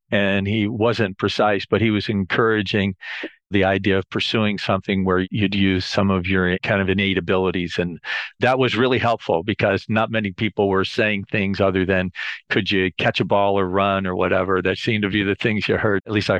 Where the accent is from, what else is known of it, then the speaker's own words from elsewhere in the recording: Akron, Ohio, United States; But my family, I have 5 siblings. We grew up in the South Akron area, Highland Park and Kenmore. You know, a lot of the folks that I grew up with, the parents were tire builders, just a great community post-World War II